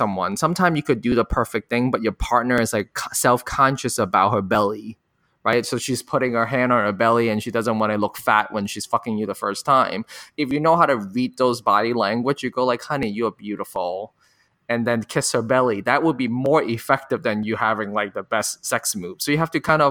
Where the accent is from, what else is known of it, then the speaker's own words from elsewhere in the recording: Hong Kong; now in United States; I grew up in Hong Kong and being an Asian American in the US